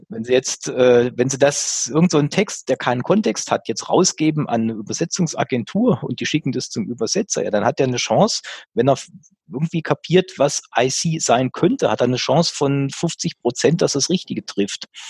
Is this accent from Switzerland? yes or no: no; Germany; als Deutscher in Deutschland